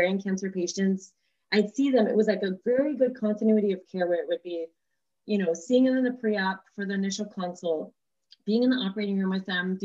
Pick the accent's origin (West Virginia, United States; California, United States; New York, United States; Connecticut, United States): California, United States; Stockton; moved away as an adult; also born or lived in Sacramento; now in San Diego, United States; I grew up in Northern California in Stockton